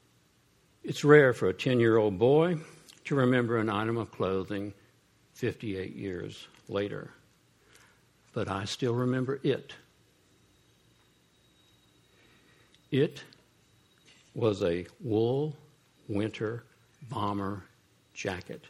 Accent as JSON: {"language": "English", "town": "Columbus", "region": "Ohio", "country": "United States", "tie": "born or raised there", "said": "I grew up poor in Columbus, Ohio"}